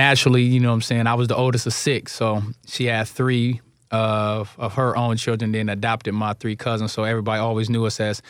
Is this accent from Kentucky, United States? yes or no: no; Akron, Ohio, United States; moved away as an adult; also born or lived in Columbus, Ohio / Philadelphia; Akron, Ohio, West Side.